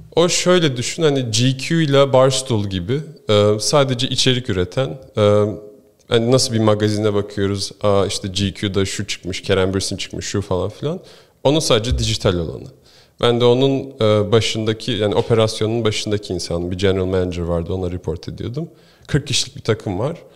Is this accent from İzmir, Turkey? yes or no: no; Istanbul, Turkey; moved away as an adult; also born or lived in Ohio, United States; now in United States; ben doğma büyüme İstanbulluyum şimdi.